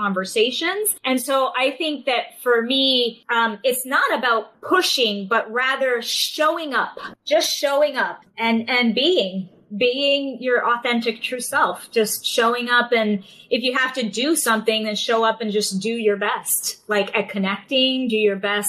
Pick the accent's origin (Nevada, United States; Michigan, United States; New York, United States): New York, United States; New York City; born and raised in New York, in Manhattan